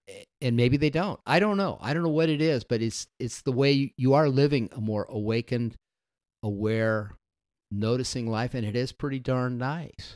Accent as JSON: {"language": "English", "town": "Las Vegas", "region": "Nevada", "country": "United States", "tie": "born or raised there", "moved": "yes", "said": "I grew up in Las Vegas, Nevada"}